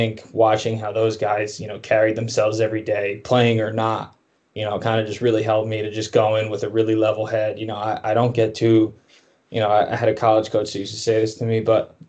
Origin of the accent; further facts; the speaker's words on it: New Jersey, United States; like you said, I'm from Jersey, so I have a bit of a personality as well.